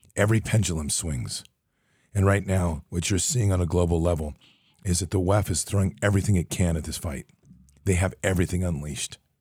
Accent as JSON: {"language": "English", "country": "United States", "said": "we're American"}